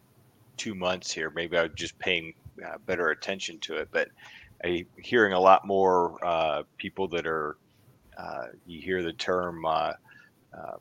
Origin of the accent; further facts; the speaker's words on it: Michigan, United States; now in Phoenix, United States; I'm from Michigan originally